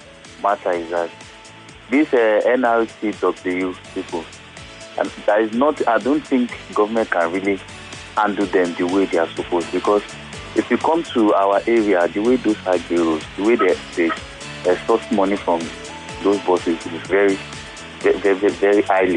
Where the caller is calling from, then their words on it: Amuwo, Lagos, Nigeria; I'm calling from Word of Name.